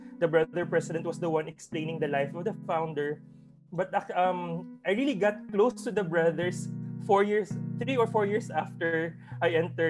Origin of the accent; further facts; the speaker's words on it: Bacolod, Negros Island Region, Philippines; moved away as an adult; now in Ozamiz, Philippines; I'm originally from Bacolod